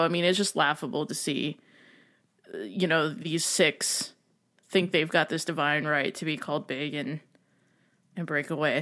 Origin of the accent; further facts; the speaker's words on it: United States; being an American